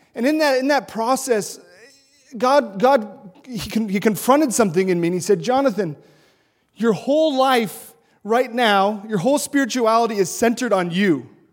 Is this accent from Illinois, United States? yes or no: no; Montana, United States; moved away; I'm from Montana. Uh, the city I grew up in was ninety-seven percent white.